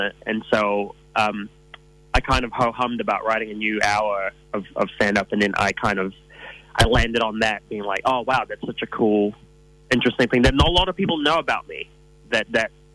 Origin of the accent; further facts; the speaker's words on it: New Zealand; growing up in New Zealand